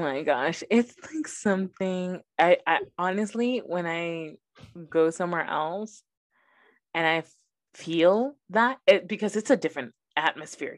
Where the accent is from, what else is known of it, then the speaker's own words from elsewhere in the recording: Los Angeles, California, United States; first language Spanish; English is a second language; I grew up in South Central Los Angeles